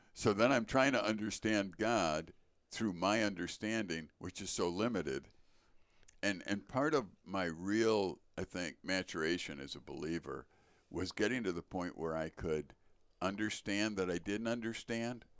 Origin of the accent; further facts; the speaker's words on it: Chicago, Illinois, United States; now in Wisconsin, United States; born in Chicago